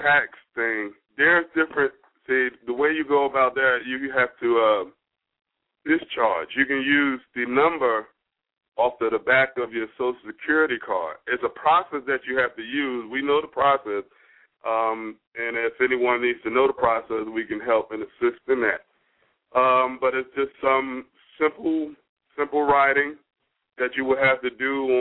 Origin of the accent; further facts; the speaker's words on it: Jersey City, New Jersey, United States; now in High Point, United States; I'm originally from Jersey City, New Jersey. I'm currently residing in High Point, North Carolina